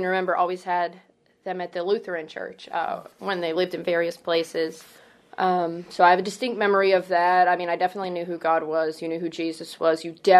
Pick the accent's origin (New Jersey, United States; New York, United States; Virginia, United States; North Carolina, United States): Virginia, United States; Fredericksburg; also born or lived in California / Maryland; I was born in California to Maryland to Fredericksburg, which I guess is now Northern Virginia now. Mm. Lived in Fredericksburg mostly, middle school and high school.